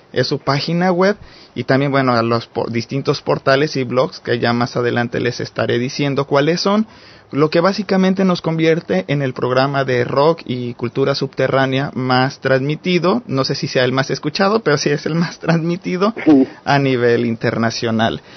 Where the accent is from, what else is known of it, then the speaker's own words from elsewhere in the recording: Mexico; como mexicano hombre